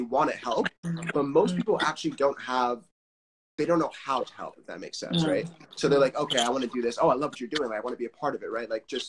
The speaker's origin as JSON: {"language": "English", "country": "United States", "tie": "born or raised there", "said": "as a Nigerian who lives in the diaspora, I mean, I was born in the United States and I grew up here"}